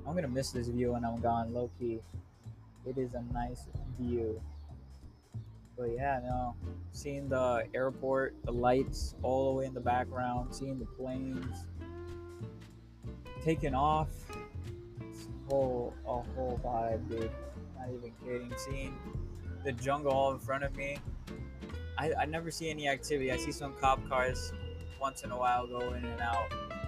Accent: Chicago, Illinois, United States; I still think I'm from Chicago. I grew up there. I know that place like the back of my hand.

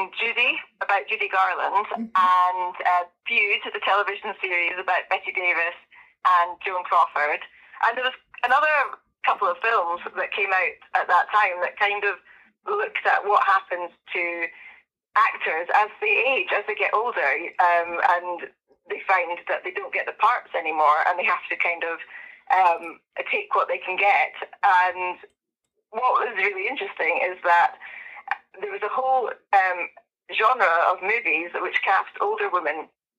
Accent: Edinburgh, Scotland, United Kingdom; moved away as an adult; now in Scottish Borders, United Kingdom; I'm from Edinburgh, but I've just moved to the Scottish borders

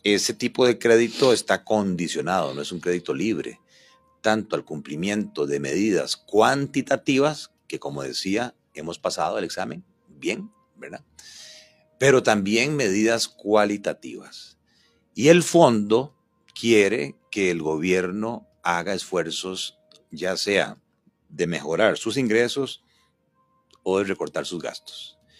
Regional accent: Paraíso, Cartago, Costa Rica; como decimos en Paraíso, piano. barato, barato

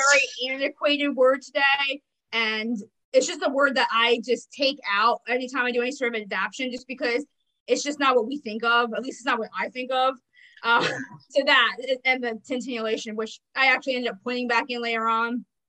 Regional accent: New Jersey, United States; I'm from New mm-hmm. Jersey and I live on the street the Jersey Devil was born on

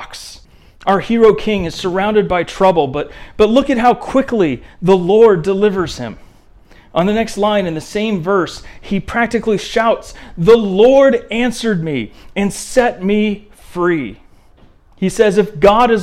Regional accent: Indiana, United States; I remember growing up in Indiana.

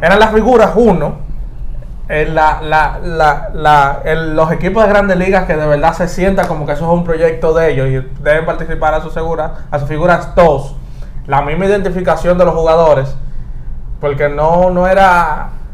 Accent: Dominican Republic; nosotros los dominicanos

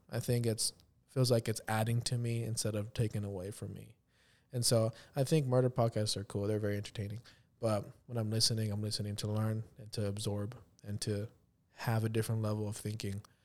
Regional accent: near Corpus Christi, Texas, United States; moved away as an adult; now in Kansas City, United States; when they first built the McDonald's in my hometown

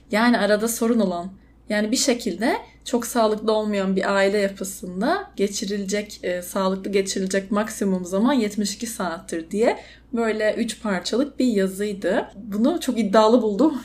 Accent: Istanbul, Turkey; moved away; also born or lived in Izmir; doğma büyüme İstanbulluyum

